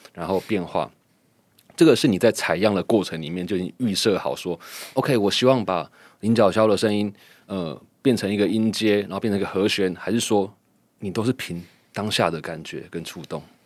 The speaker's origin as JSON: {"language": "Chinese", "area": "Houli", "region": "Taichung", "country": "Taiwan", "said": "我来自后里，刚好是一北一南"}